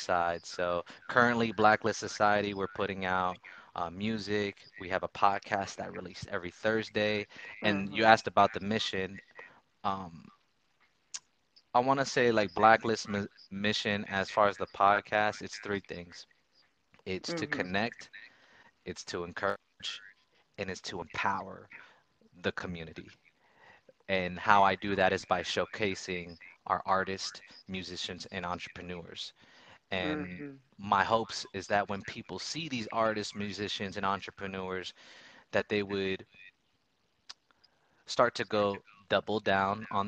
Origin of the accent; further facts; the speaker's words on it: Orlando, Florida, United States; I grew up in Orlando, Florida